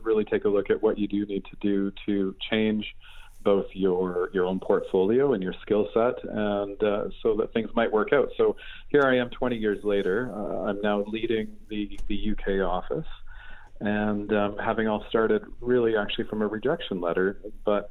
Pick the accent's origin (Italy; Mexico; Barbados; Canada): Canada; also born or lived in Asia; now in United Kingdom; I'm a Canadian. I'm a, a grew up in rural Canada in a beautiful setting in the in the shadow of the Rocky Mountains